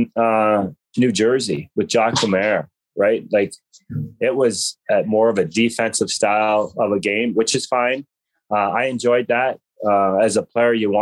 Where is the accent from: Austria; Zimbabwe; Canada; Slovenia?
Canada; as a Canadian boy